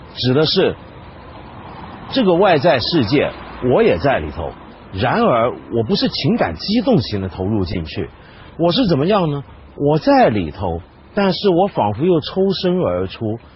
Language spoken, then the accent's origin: Chinese; China; 我们中国人的传统